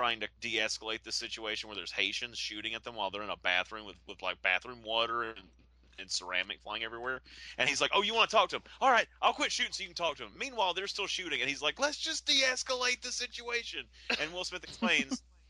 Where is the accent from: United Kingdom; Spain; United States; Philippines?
United Kingdom; I am black and I'm British.